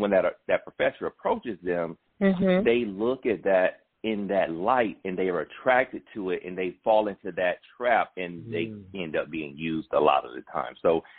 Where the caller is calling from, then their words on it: McDonough, Georgia, United States; I'm calling from McDonough